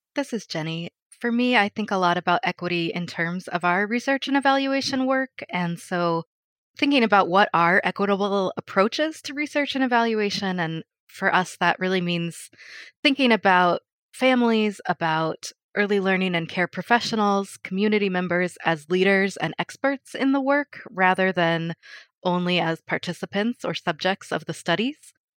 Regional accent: Colorado Springs, Colorado, United States; moved away as an adult; also born or lived in Kolkata, India; now in Eugene, United States; I grew up in Colorado, and I was raised by a single mom.

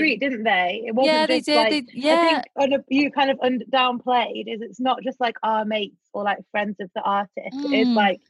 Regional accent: England, United Kingdom; Because I'm English, exactly.

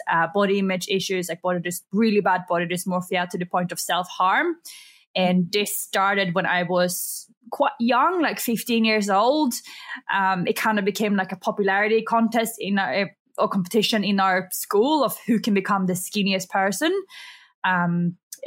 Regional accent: Sweden; English is a second language; moved away as an adult; also born or lived in Australia; now in Bali, Indonesia; I am actually from Sweden. So if I have a bit of an accent that comes out

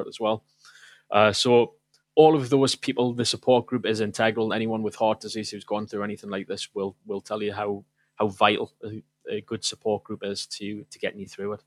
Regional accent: South Shields, North East England, United Kingdom; moved away as an adult; also born or lived in Manchester; I went back home to, um, to my mother's house in South Shields at the time. I was visiting from Manchester

